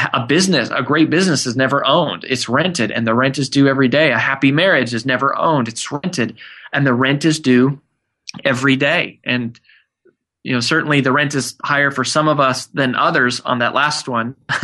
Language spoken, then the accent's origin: English; Frederick, Colorado, United States; now in Nashville, United States; So my wife, Amanda, and I live in Nashville, Tennessee. We moved here about 5 years ago. I grew up in Colorado in a small town called Frederick.